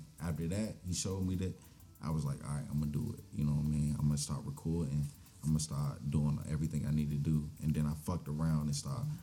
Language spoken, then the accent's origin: English; Glenarden, Maryland, United States; I grew up in Glenarden.